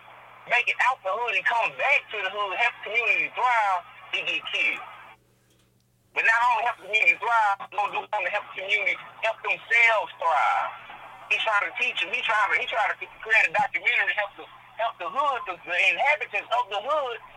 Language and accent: English; the South, United States; I'm from the South